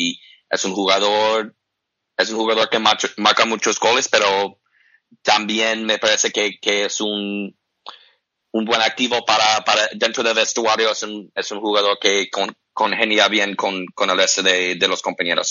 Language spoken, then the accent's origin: Spanish; United States; aunque soy americano